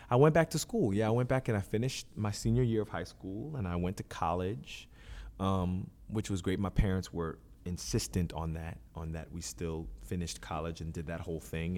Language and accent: English; Philadelphia, Pennsylvania, United States; also born or lived in New York; I was born in New York, raised in Philadelphia.